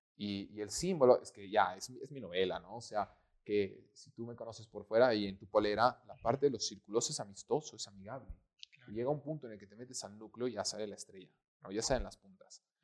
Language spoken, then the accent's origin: Spanish; Bolivia; amo mi país porque soy boliviano